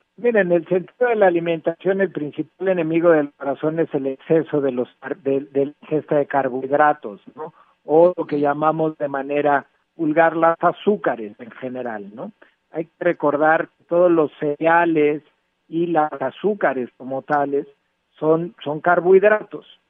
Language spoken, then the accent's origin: Spanish; Mexico